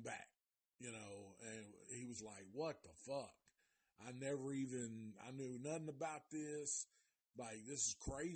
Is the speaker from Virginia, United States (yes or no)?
no; Nashville, Tennessee, United States; I'm from Nashville